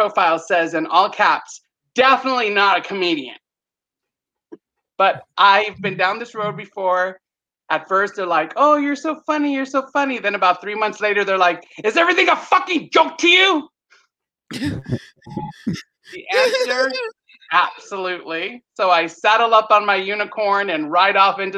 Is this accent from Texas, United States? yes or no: yes; San Antonio, Texas, United States; I hail from San Antonio, Texas